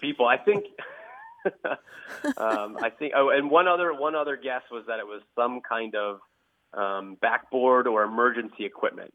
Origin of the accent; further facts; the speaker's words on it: southeastern Pennsylvania, United States; now in Traverse City, United States; my upbringing in southeastern Pennsylvania